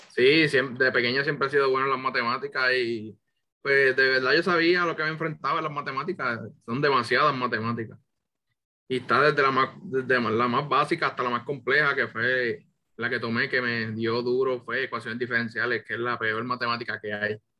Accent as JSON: {"language": "Spanish", "country": "Puerto Rico", "tie": "born or raised there", "said": "yo vengo del pueblo de Bonito, aquí me crié"}